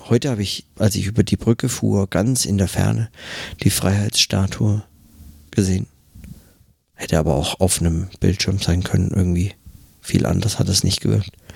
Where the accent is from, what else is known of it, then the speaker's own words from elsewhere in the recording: Germany; now in New York, United States; bei uns in Deutschland